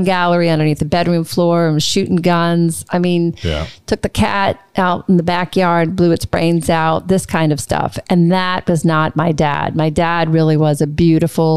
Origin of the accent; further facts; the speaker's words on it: New Orleans, Louisiana, United States; moved away as an adult; also born or lived in Dallas / New York / Los Angeles / Vancouver; growing up in New Orleans